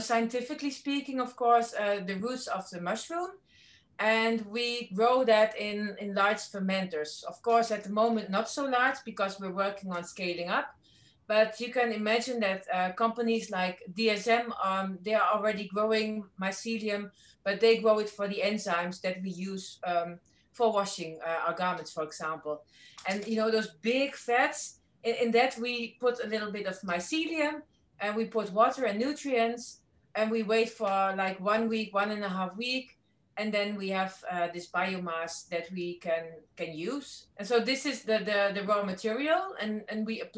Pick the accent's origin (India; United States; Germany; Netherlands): Netherlands; the middle of the Netherlands, central Netherlands; I'm not from Amsterdam, but from the middle of the Netherlands